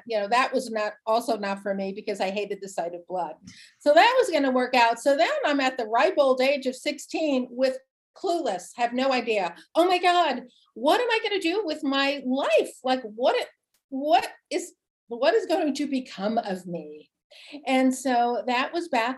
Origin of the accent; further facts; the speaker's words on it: New Jersey, United States; I grew up in New Jersey, a proud, big Italian, wild, crazy, amazing family